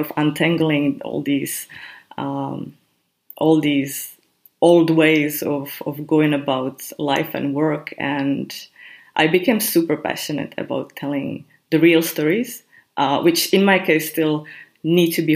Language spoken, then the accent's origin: English; Czechia; also born or lived in Prague; I come from Czech Republic, I live in Prague. And then I think in my country